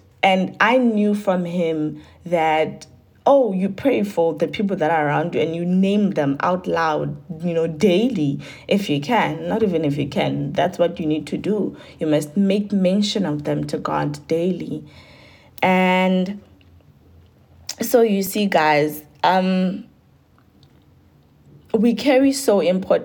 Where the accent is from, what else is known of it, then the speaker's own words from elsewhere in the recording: Giyani, Limpopo, South Africa; I was born in Giani